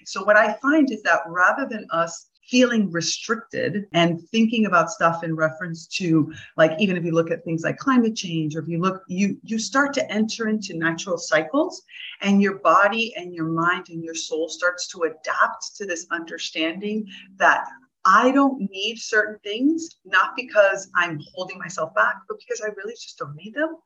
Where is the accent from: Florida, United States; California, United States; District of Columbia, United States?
Florida, United States; South; now in Damanhur, Italy; I grew up in South Florida